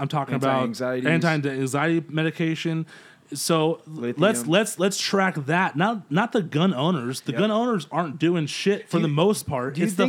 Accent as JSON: {"language": "English", "town": "Yucaipa", "region": "California", "country": "United States", "tie": "born or raised there", "said": "growing up in Yucaipa, growing up in a so-called rural environment"}